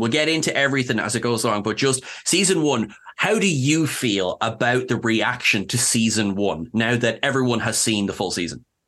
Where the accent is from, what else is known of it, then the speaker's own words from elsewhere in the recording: Ireland; I'm Irish